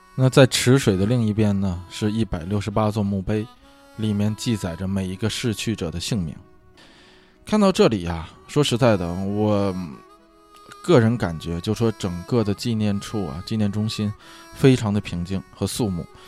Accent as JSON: {"language": "Chinese", "country": "China", "moved": "yes", "lives_now": "United States", "said": "在咱们中国啊，在咱们国内"}